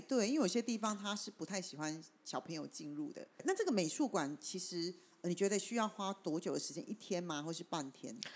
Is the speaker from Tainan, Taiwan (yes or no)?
no; Taipei, Taiwan; 因为我住台北嘛